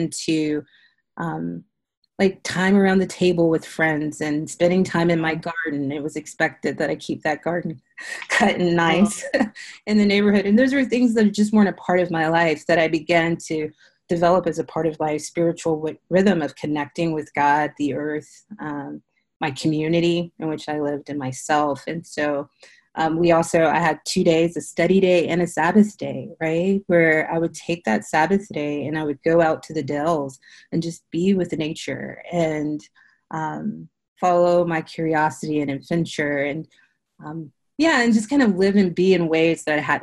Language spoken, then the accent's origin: English; South Carolina, United States; moved away as an adult; now in Houston, United States; I grew up in South Carolina, a preacher's kid.